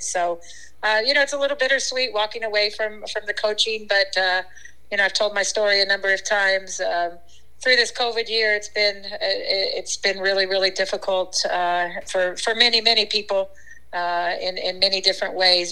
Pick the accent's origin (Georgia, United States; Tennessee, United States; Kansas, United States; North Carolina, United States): Kansas, United States; western; moved away; got to play for my first uh, middle school team uh, in my little tiny town in western Kansas.